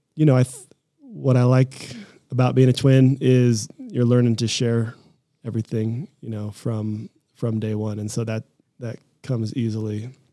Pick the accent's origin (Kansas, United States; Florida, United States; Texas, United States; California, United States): Kansas, United States; Lawrence; moved away as an adult; also born or lived in Boulder, Colorado; I grew up in Kansas. I'm a Midwestern kid.